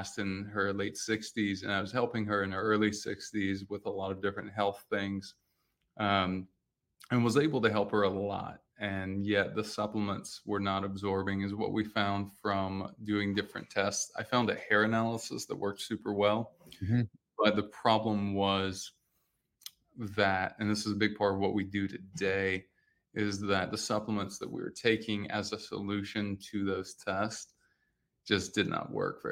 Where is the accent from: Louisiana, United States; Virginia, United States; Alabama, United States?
Louisiana, United States; coastal; also born or lived in Austin, Texas; now in Miami, United States; I grew up in Louisiana, in coastal Louisiana